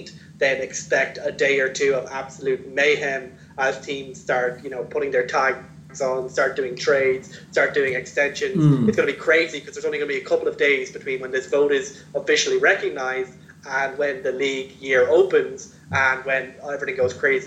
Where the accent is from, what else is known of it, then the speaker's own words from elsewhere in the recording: Ireland; we're both from Ireland, both from Europe